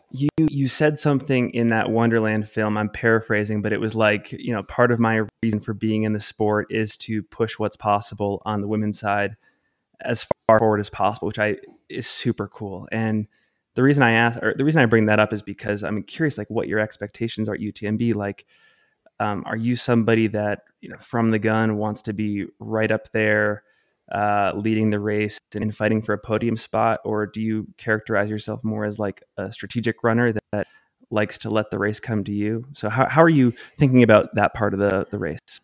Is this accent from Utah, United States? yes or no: yes; Salt Lake City, Utah, United States; my hometown, Salt Lake City, Utah.